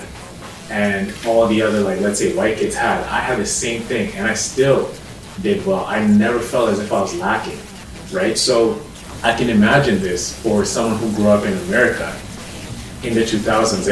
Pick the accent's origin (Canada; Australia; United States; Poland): Canada; Sarnia, Ontario; also born or lived in Nairobi, Kenya / Toronto, Canada; I grew up in a city called Sarnia in southwestern Ontario. When I immigrated from Nairobi in 2003, we lived in Toronto, lived in North York for about 3 years, then moved to Sarnia from 06, and I went to lived there until grade 12